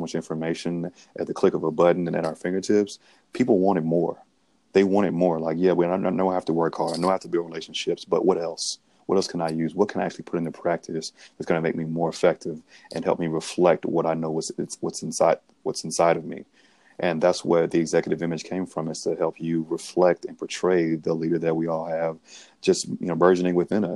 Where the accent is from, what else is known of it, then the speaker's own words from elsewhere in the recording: Grenada, Mississippi, United States; I'm from Grenada, Mississippi, born and raised, a blue collar family.